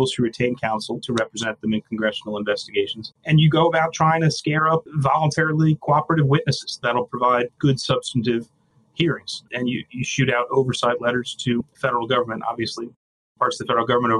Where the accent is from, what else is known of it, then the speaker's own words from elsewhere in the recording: New York, United States; I'm an Irish guy from New York